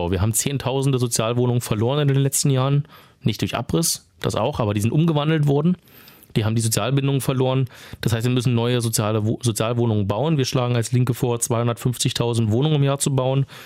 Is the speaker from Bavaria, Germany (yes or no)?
no; Potsdam, Brandenburg, Germany; das ist mir, ich komme ja aus Potsdam, immer ein sehr wichtiges Thema.